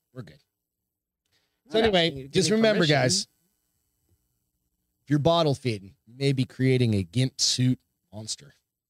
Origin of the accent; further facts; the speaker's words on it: Hampton, New Hampshire, United States; moved away; I grew up in Hampton.